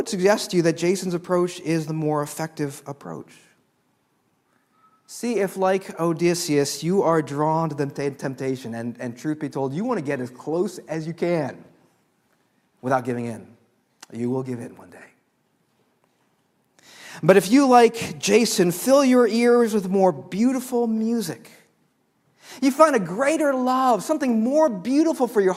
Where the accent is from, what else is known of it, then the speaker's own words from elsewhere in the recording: Chicago, Illinois, United States; I was raised in Chicago